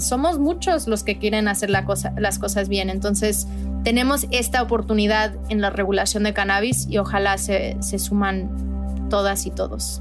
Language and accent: Spanish; Veracruz, Mexico; yo soy de Veracruz